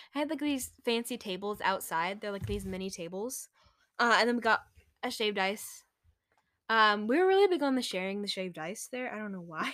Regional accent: Texas, United States; we're from Texas.

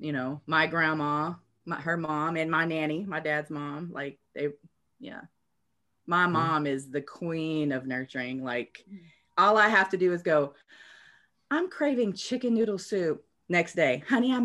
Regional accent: Lexington, Oklahoma, United States; I was born in Oklahoma City, but raised in Lexington, Oklahoma, which is a teeny tiny little small town.

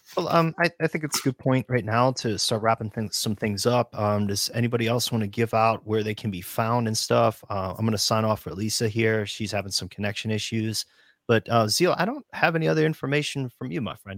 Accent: United States; come from a region of the United States where people will fist fight each other in bars over their jerseys

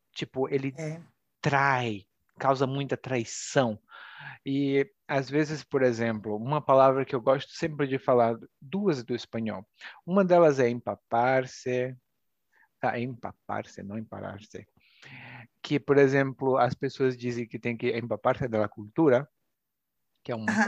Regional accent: Brazil

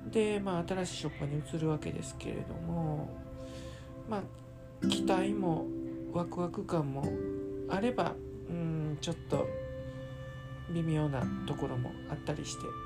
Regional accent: Kansai, Japan; 関西人なんで

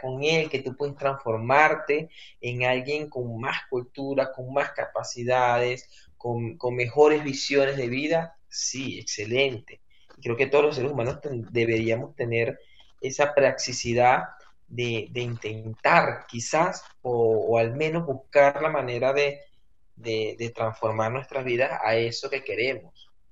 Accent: Venezuela; moved away as an adult; sigo siendo venezolano

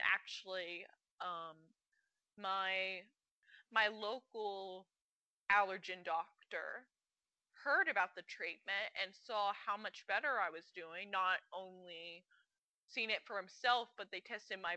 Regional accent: Birmingham, Alabama, United States; I'm from Birmingham, Alabama

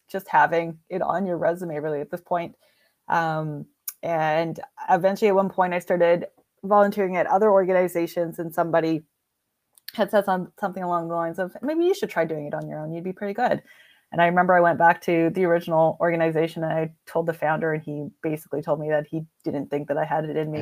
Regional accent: British Columbia, Canada; moved away as an adult; also born or lived in Alberta; I decided that I didn't wanna be in British Columbia anymore, so I'm Canadian.

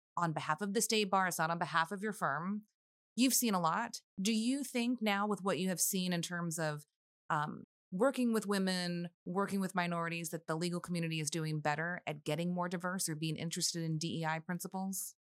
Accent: McAllen, Texas, United States; now in Austin, United States; growing up in the Valley

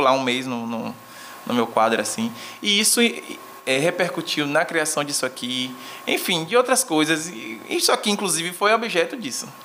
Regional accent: Bahia, Brazil; eu sou baiano

